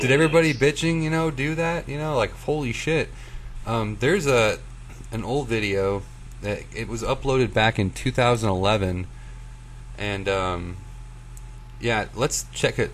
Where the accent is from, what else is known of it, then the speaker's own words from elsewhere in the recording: United States; we're American